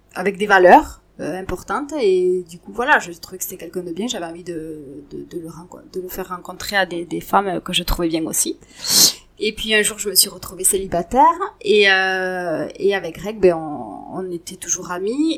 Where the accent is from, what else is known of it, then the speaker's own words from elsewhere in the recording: Montauban, Occitania, France; moved away as an adult; also born or lived in Paris; now in Tarnos, France; je suis née à Montauban, il y a 43 ans de ça maintenant. je suis d'une famille de trois enfants et j'ai grandi tout simplement avec des parents ensemble